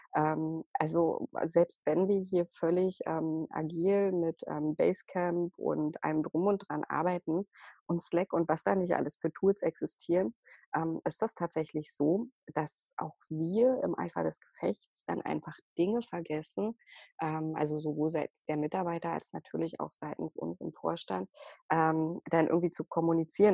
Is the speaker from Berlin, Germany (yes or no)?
yes; Berlin, Germany; in Berlin, also ich komme ja aus Berlin